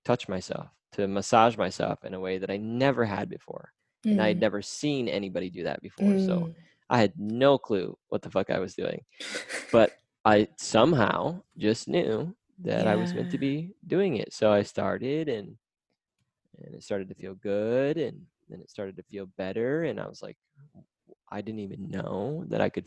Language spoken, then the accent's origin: English; Midwest America, United States; I grew up in Midwest America